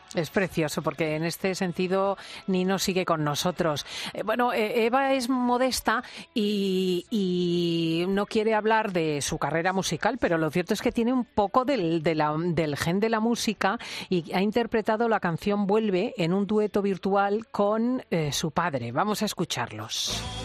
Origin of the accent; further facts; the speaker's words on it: Spain; nuestro país